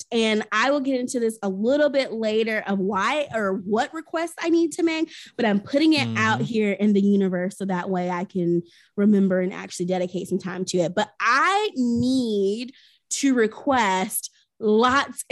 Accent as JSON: {"language": "English", "town": "Chattanooga", "region": "Tennessee", "country": "United States", "tie": "born or raised there", "moved": "yes", "said": "Chattanooga, my hometown"}